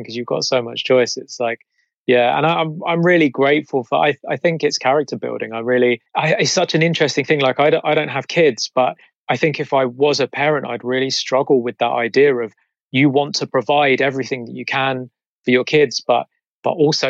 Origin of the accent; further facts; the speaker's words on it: Croydon, London, United Kingdom; I grew up in South Croydon in a little area called Purley.